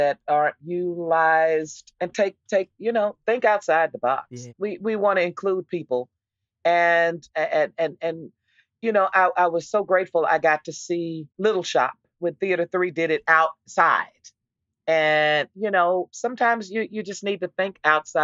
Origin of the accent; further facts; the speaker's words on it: Texas, United States; I was from Texas